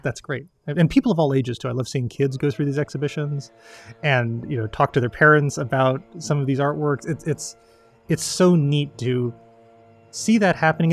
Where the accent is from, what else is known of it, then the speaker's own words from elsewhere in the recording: Colorado, United States; now in Virginia, United States; the butterflies I grew up with in Colorado